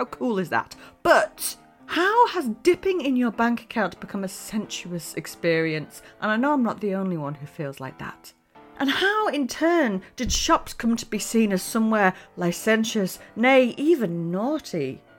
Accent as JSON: {"language": "English", "country": "United Kingdom", "tie": "born or raised there", "said": "As a Brit growing up in the UK"}